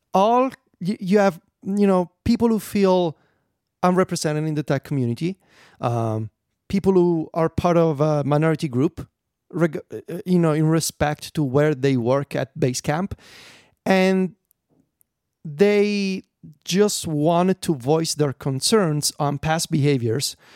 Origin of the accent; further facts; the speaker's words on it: Italy; I'm Italian